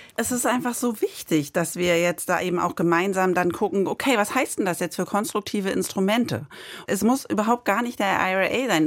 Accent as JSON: {"language": "German", "country": "Germany", "said": "bei uns in Deutschland"}